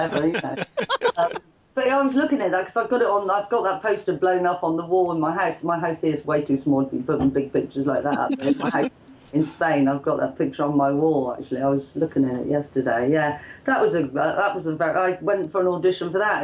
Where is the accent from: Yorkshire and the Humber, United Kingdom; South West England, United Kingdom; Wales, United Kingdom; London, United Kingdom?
South West England, United Kingdom; Bristol; I was from Bristol